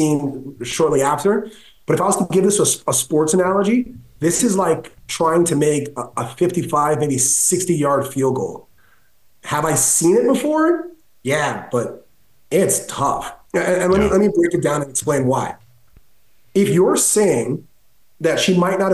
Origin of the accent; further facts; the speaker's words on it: Canada; I'm Canadian